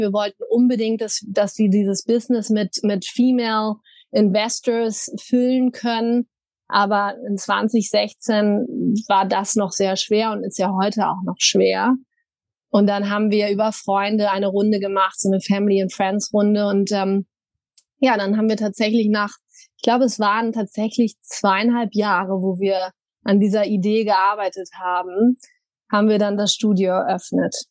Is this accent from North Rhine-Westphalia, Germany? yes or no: yes; Wuppertal, North Rhine-Westphalia, Germany; also born or lived in Düsseldorf; now in Berlin, Germany; ich komme ursprünglich aus Wuppertal, bin dann relativ früh ins Ausland gegangen, habe aber viel Zeit immer in Düsseldorf verbracht